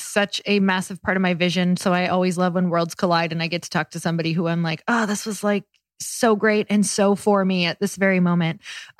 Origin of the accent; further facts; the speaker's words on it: Midwest, United States; I'm from the Midwest